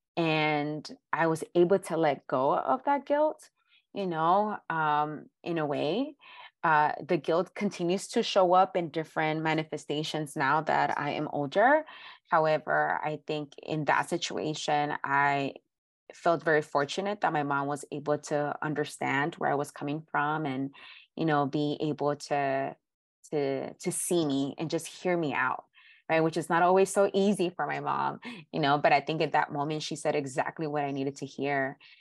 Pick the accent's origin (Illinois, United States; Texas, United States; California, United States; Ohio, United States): California, United States; Los Angeles; I was born and raised in South Central in the hood